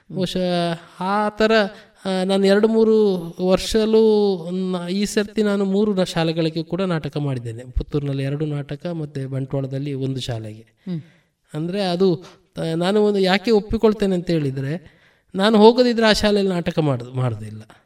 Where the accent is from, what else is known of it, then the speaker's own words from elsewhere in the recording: Puttur, Karnataka, India; also born or lived in Kalladka; ನಮ್ಮ ಮನೆ ಸಂಪ್ಯದಲ್ಲಿರುವಂಥದ್ದು